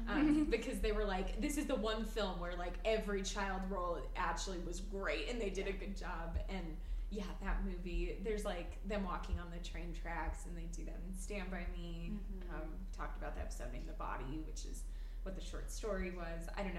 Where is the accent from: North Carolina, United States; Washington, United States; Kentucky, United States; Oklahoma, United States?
North Carolina, United States; We were pretty ordinary kids growing up in North Carolina, and when we watched these films and read these books, it made us feel like our rather normal lives had the potential for adventure.